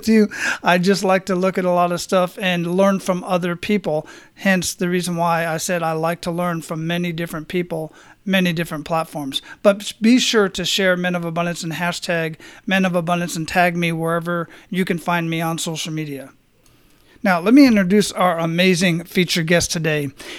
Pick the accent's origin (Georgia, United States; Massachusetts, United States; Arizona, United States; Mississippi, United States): Arizona, United States; Phoenix; I'm originally from Phoenix